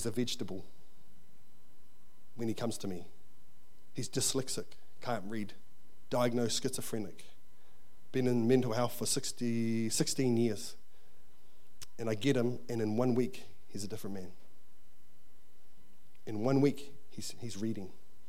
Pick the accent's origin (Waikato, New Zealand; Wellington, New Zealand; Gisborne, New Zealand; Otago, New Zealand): Wellington, New Zealand; Wainuiomata; I can't really do it because I'm from Wainumata, and you know, I haven't really got an upbringing